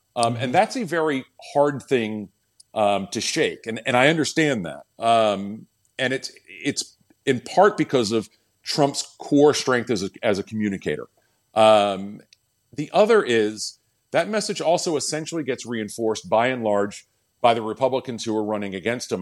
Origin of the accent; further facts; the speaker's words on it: Winston-Salem, North Carolina, United States; I grew up in Winston Salem